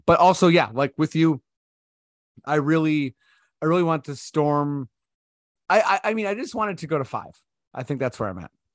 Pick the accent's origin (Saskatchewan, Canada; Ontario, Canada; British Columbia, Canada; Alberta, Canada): Ontario, Canada; Toronto; I'm from Toronto